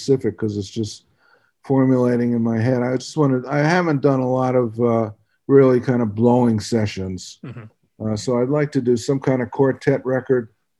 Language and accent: English; Philadelphia, Pennsylvania, United States; moved away; I'm from Philly